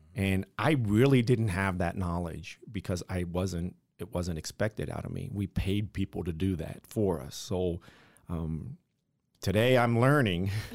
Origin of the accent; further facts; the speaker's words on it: Buckeye Lake, Ohio, United States; now in Las Vegas, United States; I'm from a one traffic light town in Ohio called Buckeye Lake, Ohio